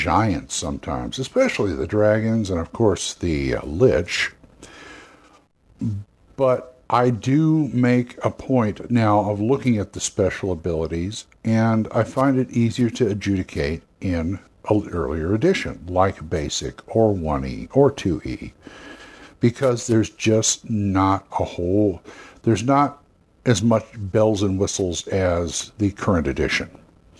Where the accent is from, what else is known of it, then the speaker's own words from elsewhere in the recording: California, United States; As a Californian